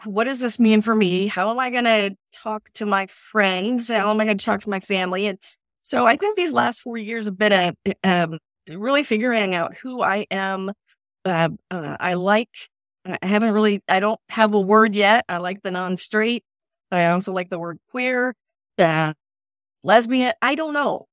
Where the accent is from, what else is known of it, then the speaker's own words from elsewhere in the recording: Indianapolis, Indiana, United States; moved away as an adult; also born or lived in Eastern Kentucky; I was born and raised in Indianapolis, and then for college, I moved to Eastern Kentucky